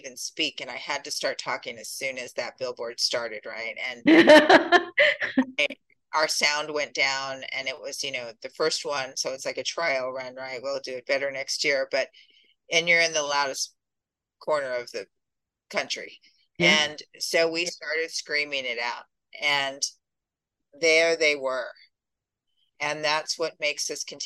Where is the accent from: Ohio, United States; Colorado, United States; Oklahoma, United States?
Colorado, United States; I'm from Colorado